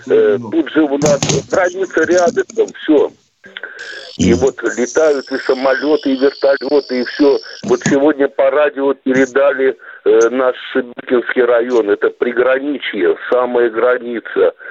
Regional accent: Baku, Azerbaijan; now in Belgorod, Russia; я вот родом из Баку

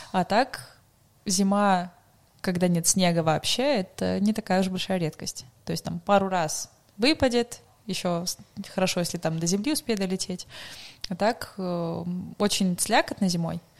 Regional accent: Magadan Oblast, Russia; now in Krasnodar, Russia; я сама с Дальнего Востока, а, с Магаданской угу. области.

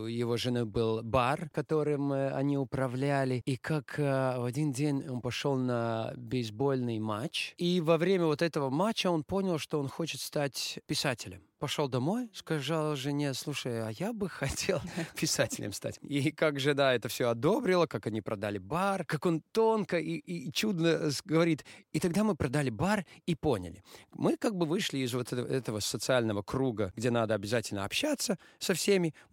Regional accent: Latvia; first language Latvian; Russian is a second language; для меня латышский, латышский. Но я думаю, из-за того, что это мой родной язык

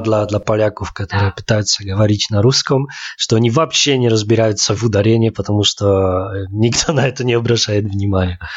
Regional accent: Poland; now in Saint Petersburg, Russia; как поляк, в Питере, чувствую себя очень комфортно

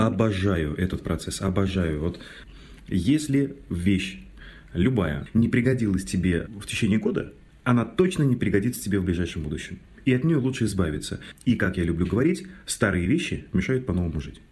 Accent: Mordovia, Russia; у нас в Мордовии, я из Мордовии родом

